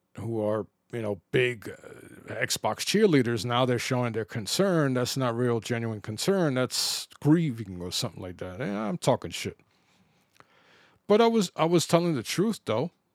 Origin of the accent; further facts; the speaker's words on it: New York City, New York, United States; When I grew up in the Bronx